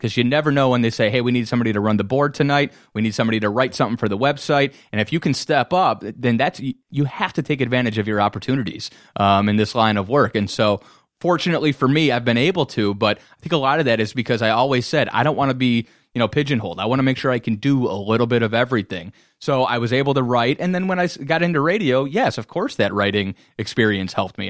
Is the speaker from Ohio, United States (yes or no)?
yes; Cleveland, Ohio, United States; moved away as an adult; also born or lived in Orlando, Florida; now in Detroit, United States; growing up in Cleveland